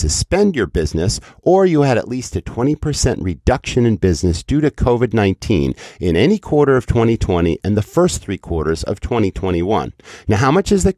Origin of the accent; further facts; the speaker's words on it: New England, United States; I grew up in New England